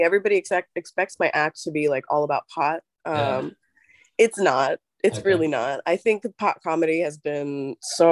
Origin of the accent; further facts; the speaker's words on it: New York, United States; I grew up in New York